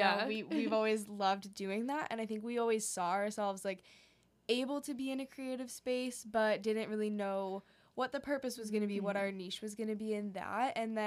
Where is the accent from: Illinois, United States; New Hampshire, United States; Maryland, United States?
New Hampshire, United States; also born or lived in Hong Kong; we moved when we were 10 and then did, like, fifth grade and middle school in an international school in Hong Kong. And then we came back to New Hampshire for high school